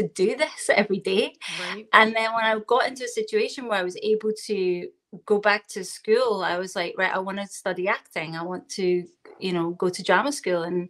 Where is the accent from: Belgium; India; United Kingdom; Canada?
United Kingdom; Glasgow, Scotland; accent: Scottish; I am in Glasgow, Scotland. So that's the accent you're hearing right now.